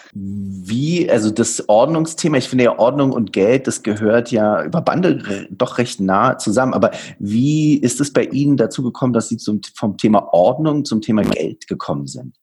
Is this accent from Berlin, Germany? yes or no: yes; Berlin, Germany; Ich bin auch gebürtiger Berliner